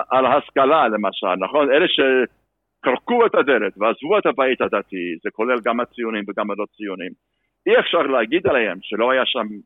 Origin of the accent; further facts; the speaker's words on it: United States; moved away as an adult; also born or lived in Los Angeles; now in Israel; אני בא משם, משפחתך באה משם.